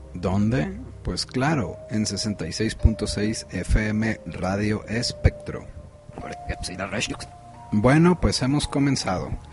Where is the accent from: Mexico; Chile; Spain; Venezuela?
Mexico; now in Guadalajara, Mexico; como mexicanos que somos, como la nación que somos